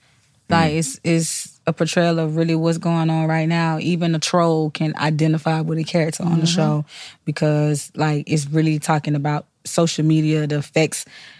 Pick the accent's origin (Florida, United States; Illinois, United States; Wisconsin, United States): Florida, United States; And I'm from Florida